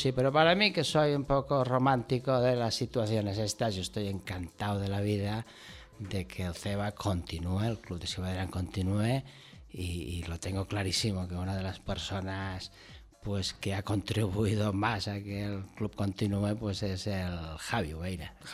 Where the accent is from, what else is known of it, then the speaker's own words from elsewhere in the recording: Val d'Aran, Catalonia, Spain; moved away as an adult; now in Lleida, Spain; ya llevo muchos años ahora fuera del Valle, viviendo en Lérida, siempre he mantenido la casa de la familia en Les y, bueno, pues yo me siento de aquí.